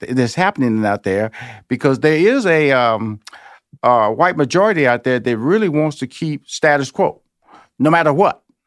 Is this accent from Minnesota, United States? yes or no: no; Houston, Texas, United States; now in Georgia, United States; I'm born and raised in Houston, Texas